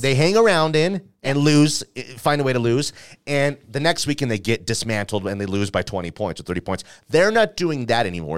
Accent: Denver, Colorado, United States; a dude who is from Denver, Colorado

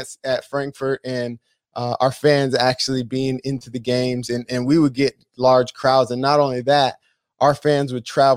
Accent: San Diego, California, United States; I had never left San Diego. I grew up in San Diego, and then I obviously went to San Diego State after

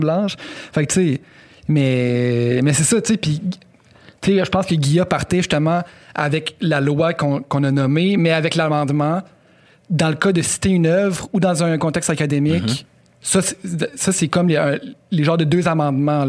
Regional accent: Quebec City, Quebec, Canada; blanc originaire de Sainte-Foy

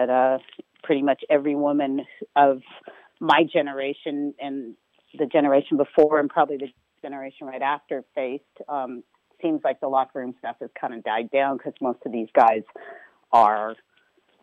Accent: Marin, California, United States; I grew up in Marin

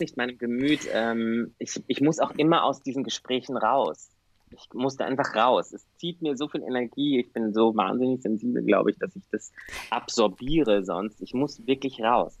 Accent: Bavaria, Germany; moved away as an adult; now in Vienna, Austria; Ich komme aus Süddeutschland.

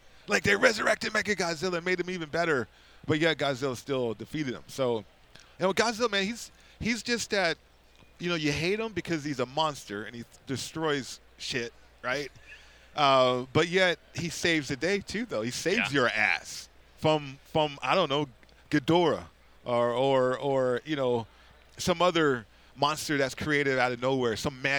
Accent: Las Vegas, Nevada, United States; I'm from Vegas too

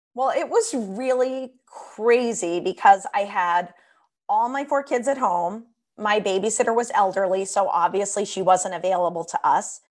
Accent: Washington, District of Columbia, United States; moved away; I grew up in Washington, D C, on Capitol Hill, right by the Capitol, U S Capitol

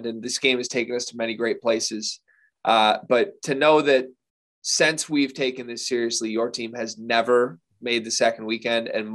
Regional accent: Lansing, Michigan, United States; I grew up in Lansing. I said I grew up in Lansing, 5-minute drive from the Breslin Center

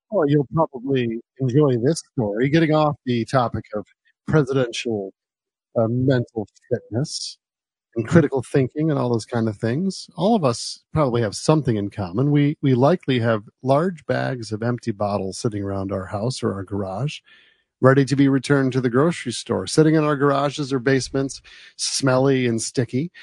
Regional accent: United States; moved away; also born or lived in New Jersey; where I grew up in New York and New Jersey

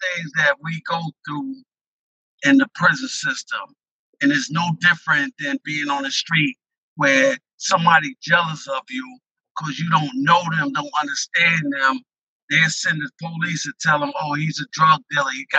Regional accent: Westchester, New York, United States; I'm from Westchester

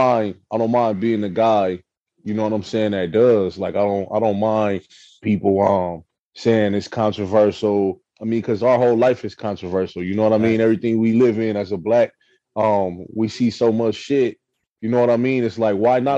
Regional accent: the West, West Coast, United States; I'm from the West.

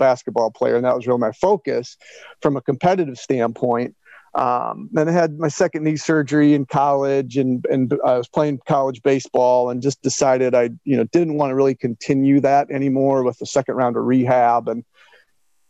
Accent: Northwest Indiana, United States; I was a decent youth baseball and basketball player growing up in Northwest Indiana

